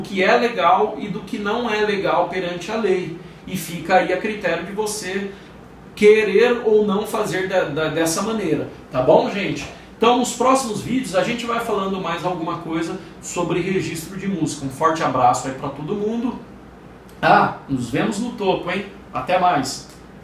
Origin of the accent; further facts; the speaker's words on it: São Paulo, Brazil; Eu sou de São Paulo, meu escritório é de São Paulo